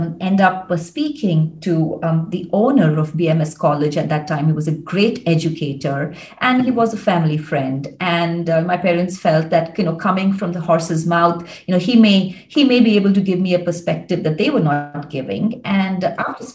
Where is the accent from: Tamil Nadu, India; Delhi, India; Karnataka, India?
Karnataka, India; Bangalore; also born or lived in United States; growing up in Bangalore, I think my family environment, the kind of environment that I grew up